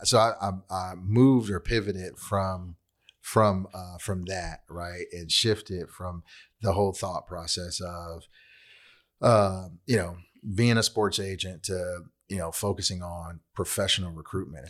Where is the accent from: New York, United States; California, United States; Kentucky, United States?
California, United States; Long Beach; now in Fort Worth, United States; originally from L A County. I grew up in Long Beach. Now I live in Fort Worth, Texas